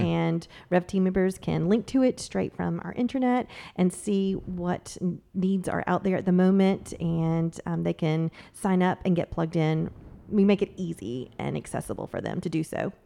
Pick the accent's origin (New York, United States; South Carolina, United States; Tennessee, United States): South Carolina, United States; Myrtle Beach; moved away as an adult; now in Charleston, United States; I grew up in the South End of Myrtle Beach